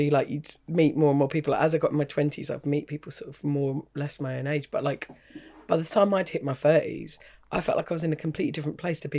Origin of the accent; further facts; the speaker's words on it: England, United Kingdom; I know that because I'm English.